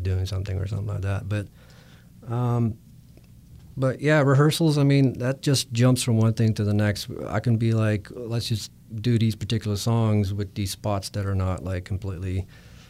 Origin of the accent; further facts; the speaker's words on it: Netherlands; moved away as an adult; I'm originally Dutch